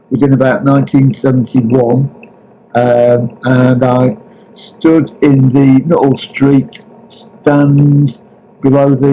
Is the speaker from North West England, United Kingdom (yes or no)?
yes; Blackburn, North West England, United Kingdom; also born or lived in Liverpool / Bournemouth; I was born in Liverpool because um, basically I was adopted um, as a as a kind of baby, basically. So. Uh, Bournemouth then brought to Blackburn by my parents.